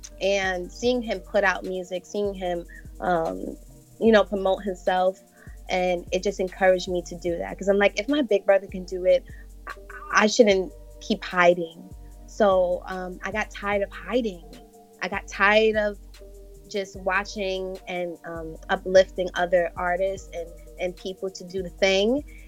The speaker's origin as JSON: {"language": "English", "region": "New York", "country": "United States", "tie": "born or raised there", "said": "Yes, I was."}